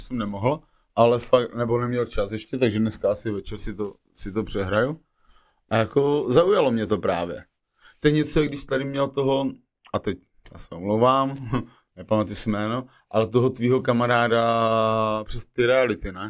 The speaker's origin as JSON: {"language": "Czech", "region": "Moravia", "country": "Czechia", "said": "já jsem z Moravy, že originál"}